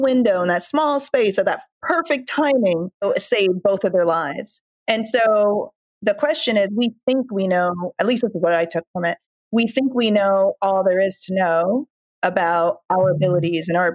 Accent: Jamaica; moved away; I'm from Jamaica and I haven't cooked like authentic Jamaican an authentic Jamaican dinner in, I don't know, weeks

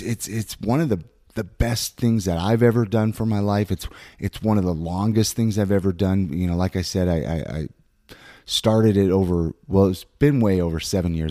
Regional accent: Ventura, California, United States; now in Utah, United States; I was born and raised in Southern California

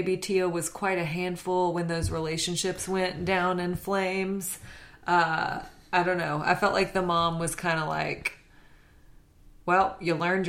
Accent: Louisiana, United States; Because I'm from Louisiana.

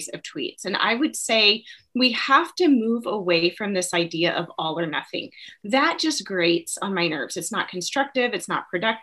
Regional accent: United States; as an American

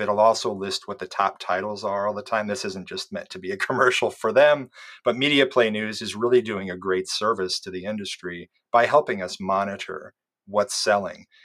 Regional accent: Iowa, United States; I grew up in Iowa

